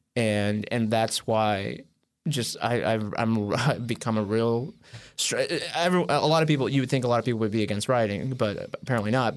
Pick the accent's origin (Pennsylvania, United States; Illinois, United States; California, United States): Illinois, United States; Wheaton; moved away; back home in Wheaton.